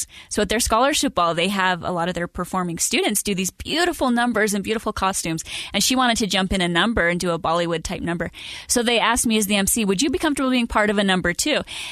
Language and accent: English; Idaho Falls, Idaho, United States; I grew up in Idaho Falls, the daughter of a school teacher